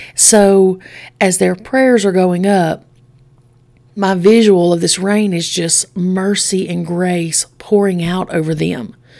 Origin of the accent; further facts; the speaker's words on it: Straight Mountain, Alabama, United States; I grew up on Straight Mountain.